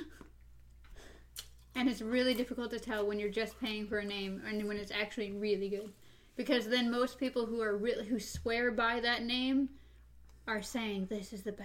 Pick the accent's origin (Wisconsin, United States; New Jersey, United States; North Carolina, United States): Wisconsin, United States; I grew up mostly in Wisconsin